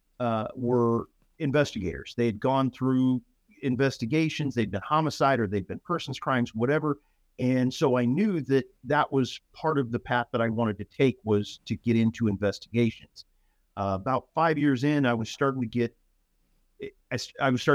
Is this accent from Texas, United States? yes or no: yes; San Antonio, Texas, United States; moved away as an adult; also born or lived in Colorado / Pinal County, Arizona; now in North Texas, United States; I was born in Colorado. Spent the majority of my formative years in San Antonio, however